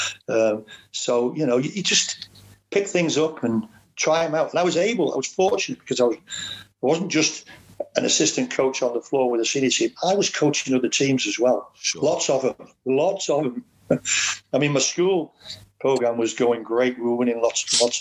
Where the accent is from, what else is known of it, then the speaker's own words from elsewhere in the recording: Ellesmere Port, North West England, United Kingdom; coach in my hometown, which is where I lived anyway